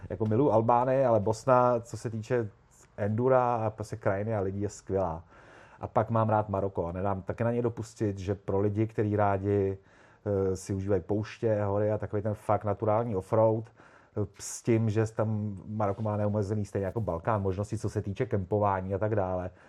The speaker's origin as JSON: {"language": "Czech", "region": "Prague", "country": "Czechia", "tie": "born or raised there", "said": "poměrně pozdě, protože já jsem kluk z Prahy, eh, který e, neměl doma tátu z garáží, ve který měl fichtla, který by honil po dvorku od malička."}